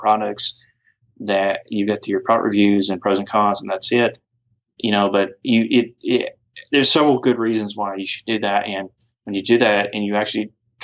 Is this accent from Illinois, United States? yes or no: no; off Singleton Road, near Jimmy Carter Boulevard, Georgia, United States; also born or lived in Duluth, Georgia / Roswell, Georgia / Alpharetta, Georgia; originally off somewhere off Singleton Road, not too far from Jimmy Carter Boulevard